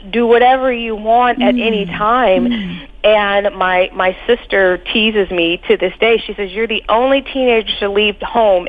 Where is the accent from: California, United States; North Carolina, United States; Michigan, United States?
California, United States; Pasadena; also born or lived in Los Angeles, California; we grew up in Pasadena